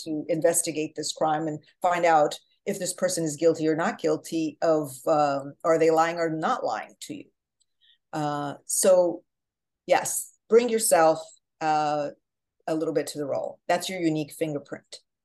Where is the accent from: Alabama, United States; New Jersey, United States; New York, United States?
New Jersey, United States; also born or lived in Portugal; now in Manhattan, United States; I'm from Jersey